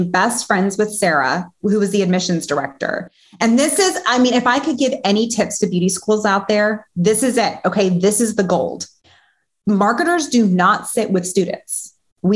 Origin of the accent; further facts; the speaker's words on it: Toronto, Ontario, Canada; moved away as an adult; also born or lived in Alabama; So I'm from Canada. I actually am born and raised in Toronto and randomly moved to Alabama all by myself at the age of 18.